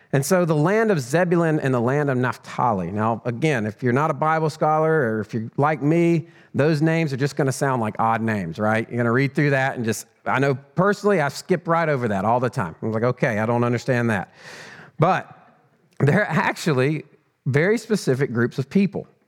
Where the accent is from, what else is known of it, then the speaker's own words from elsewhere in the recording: Northwest Georgia, United States; also born or lived in Mexico / New Mexico; I grew up in, uh, a bit of a small town in Northwest Georgia